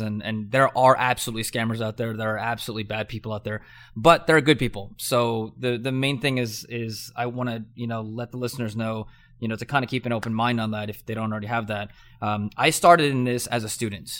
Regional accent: Southern California, United States; I grew up in Southern California.

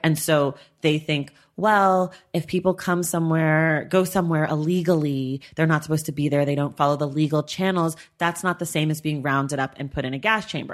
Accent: United States; I was born in America, so I am an American citizen

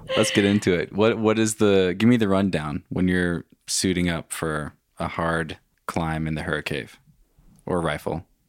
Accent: Wenatchee, Washington, United States; also born or lived in Bellingham; I grew up in Wenatchee, but went to school in Bellingham

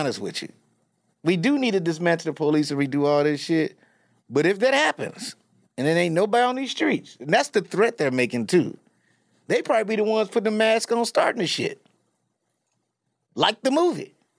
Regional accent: Chicago, Illinois, United States; I'm from Chicago

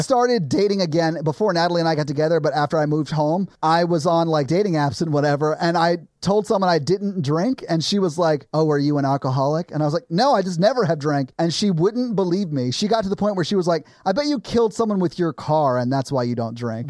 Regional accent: the South, United States; I grew up in the South

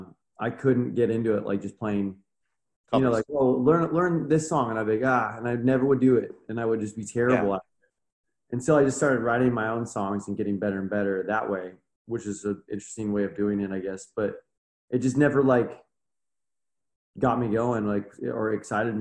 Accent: Orange County, California, United States; growing up in Orange County, it is an affluent area

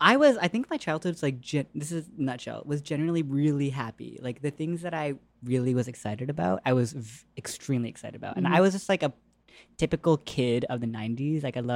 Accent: Lexington, Massachusetts, United States; I grew up outside Boston in a little town called Lexington.

